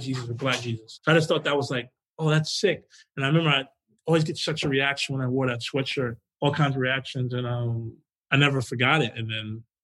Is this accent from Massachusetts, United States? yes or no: no; New York City, New York, United States; moved away as an adult; also born or lived in Flushing, Queens; I'm from Jamaica, Queens